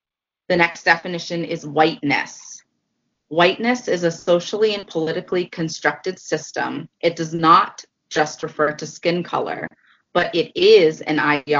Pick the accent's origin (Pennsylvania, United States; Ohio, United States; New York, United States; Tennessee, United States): Pennsylvania, United States; Mercersburg; I grew up in the United Methodist Church. I grew up on a farm in a small town called Mercersburg, Pennsylvania, in Franklin County.